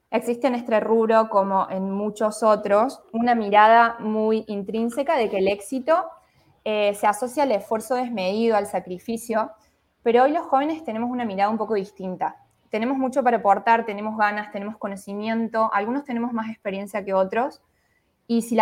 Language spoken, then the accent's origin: Spanish; Córdoba, Argentina; soy de Córdoba, Argentina